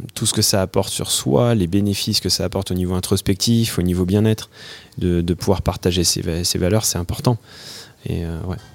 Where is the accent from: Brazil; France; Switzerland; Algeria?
France; Thonon-les-Bains, Auvergne-Rhône-Alpes; moved away as an adult; also born or lived in Annecy; originaire de manière particulière euh, euh, entre lac et montagne de Haute-Savoie. Je suis né à Tonon-les-Bains et euh, je vivais à Annecy jusqu'à il y a quelques années